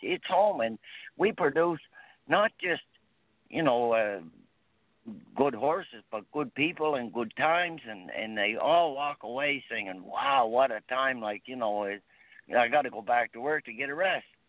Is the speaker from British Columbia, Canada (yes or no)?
no; Dartmouth, Nova Scotia, Canada; also born or lived in Moncton / Truro; I grew up near the Webby Stable in Dartmouth